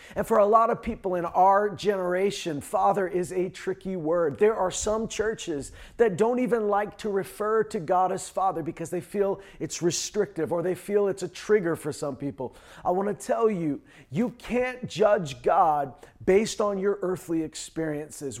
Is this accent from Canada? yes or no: yes; Canada; also born or lived in Saskatchewan / Alberta; I was born and raised in Saskatchewan and Alberta.